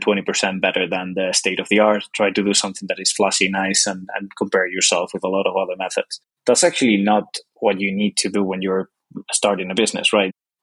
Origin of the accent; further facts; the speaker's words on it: Spain; English is a second language; also born or lived in Dublin, Ireland; I'm from Spain, as you can probably tell by my accent, and I'm currently in Spain